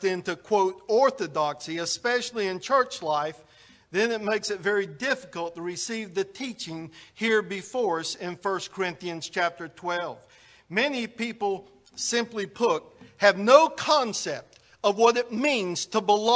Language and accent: English; United States; we're Americans